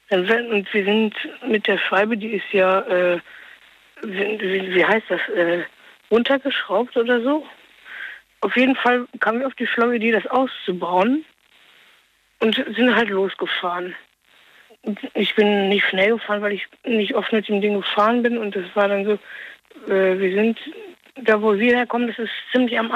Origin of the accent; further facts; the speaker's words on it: Norway; Und zwar, weiß bin ich 16 und ich bin Norweger.